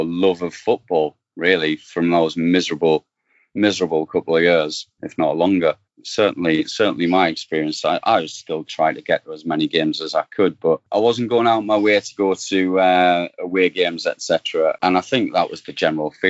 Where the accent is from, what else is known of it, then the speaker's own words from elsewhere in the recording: Sunderland, North East England, United Kingdom; moved away; originally from Sunderland, I grew up Silkswith School and then Farringdon. So I'm like South Sunderland lad.